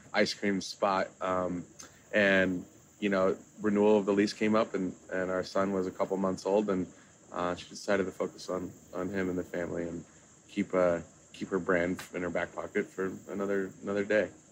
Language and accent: English; Kansas City, United States; now in Miami, United States; I'm originally from Kansas City, but you know I, am a Miami guy now